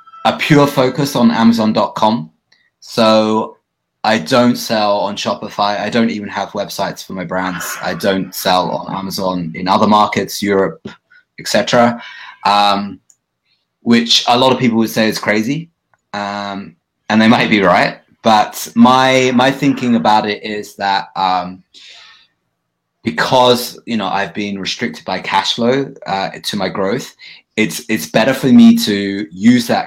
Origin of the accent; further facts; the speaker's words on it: United Kingdom; accent: British English; also born or lived in Bali; now in Vancouver, Canada; my being British English